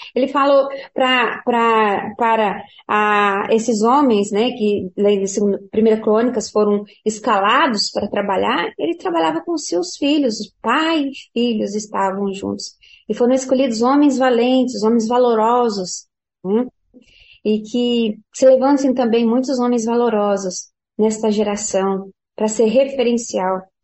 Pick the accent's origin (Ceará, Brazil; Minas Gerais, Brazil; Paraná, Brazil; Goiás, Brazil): Paraná, Brazil; quando eu era criança, ah, lá no Paraná